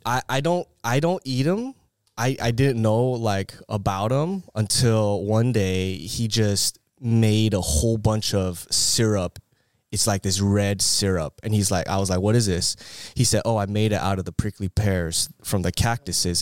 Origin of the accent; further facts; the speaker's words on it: Bay Area, California, United States; moved away as an adult; also born or lived in Irvine; now in Orange County, United States; I'm actually from the Bay Area